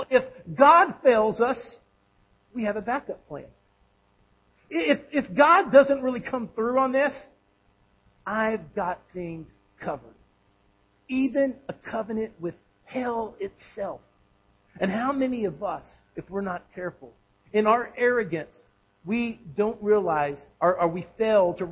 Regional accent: Texas, United States; moved away as an adult; now in Tennessee, United States; I grew up in Texas, and in Texas we have a lot of sandy soil

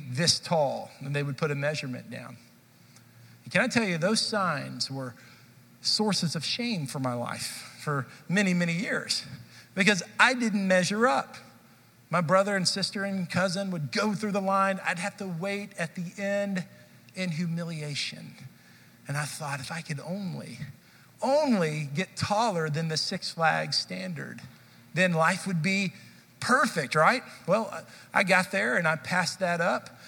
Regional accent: Dallas, Texas, United States; I grew up in Dallas

